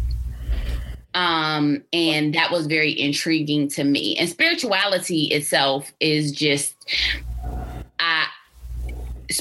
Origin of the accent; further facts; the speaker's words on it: Albany, New York, United States; moved away as an adult; now in Baltimore, United States; I am from Albany, New York